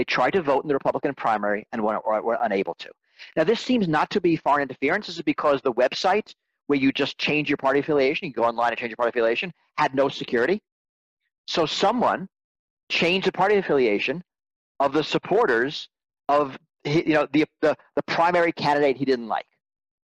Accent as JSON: {"language": "English", "region": "New York", "country": "United States", "tie": "born or raised there", "said": "I grew up in New York also."}